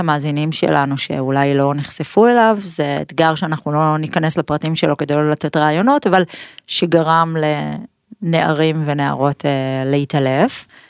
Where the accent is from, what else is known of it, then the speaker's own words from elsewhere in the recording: Pardes Hanna-Karkur, Haifa District, Israel; נולדתי בפרדס חנה